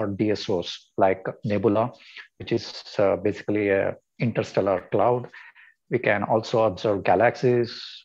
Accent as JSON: {"language": "English", "town": "Mysore", "region": "Karnataka", "country": "India", "tie": "born or raised there", "said": "I was born and brought up in Mysore."}